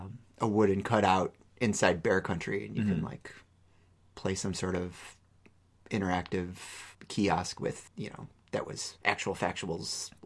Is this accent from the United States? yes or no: yes; outside of Chicago, Illinois, United States; moved away as an adult; now in Minnesota, United States; No, I grew up outside of Chicago.